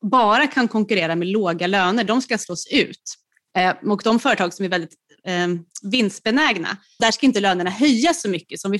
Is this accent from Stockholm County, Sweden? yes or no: yes; Nacka, Stockholm County, Sweden; Jag är ju också från Nacka.